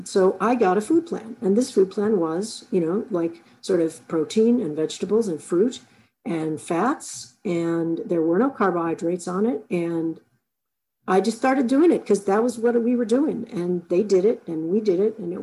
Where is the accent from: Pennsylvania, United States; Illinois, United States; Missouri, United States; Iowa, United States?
Illinois, United States; Chicago; I grew up in Chicago